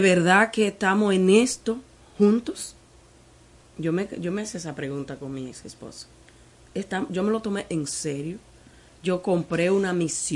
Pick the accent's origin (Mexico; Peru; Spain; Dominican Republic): Dominican Republic; Partido, Dajabón; also born or lived in Santiago de los Caballeros; nosotros somos de partido de Jabón